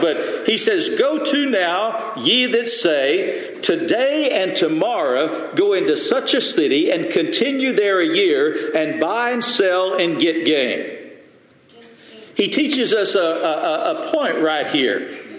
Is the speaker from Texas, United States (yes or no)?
yes; Lubbock, Texas, United States; we grew up in the Lubbock church together